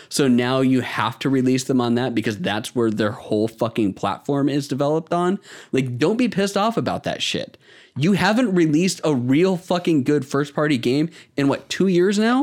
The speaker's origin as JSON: {"language": "English", "country": "United States", "accent": "American", "said": "my shitty American accent"}